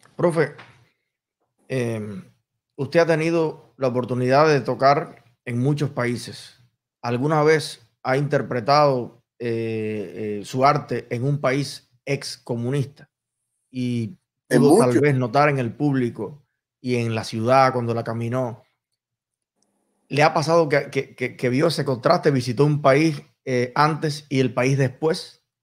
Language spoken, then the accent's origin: Spanish; Cuba; moved away; soy cubano